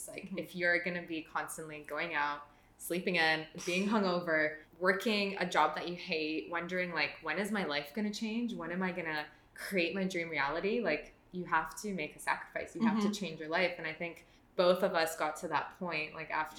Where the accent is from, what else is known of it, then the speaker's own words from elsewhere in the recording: Toronto, Ontario, Canada; moved away as an adult; now in Australia; We're both Canadian, so I'm originally from Toronto